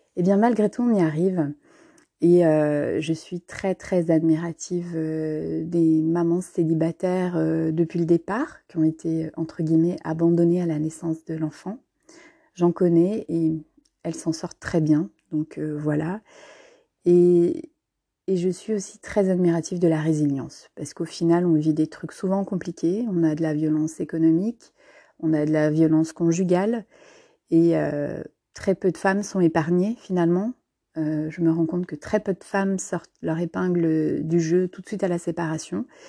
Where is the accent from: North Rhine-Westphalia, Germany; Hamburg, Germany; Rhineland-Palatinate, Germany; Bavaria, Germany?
Rhineland-Palatinate, Germany; Trier; moved away; je suis née il y a plus de 40 ans en Allemagne, à Trèves plus précisément, non loin de la frontière française.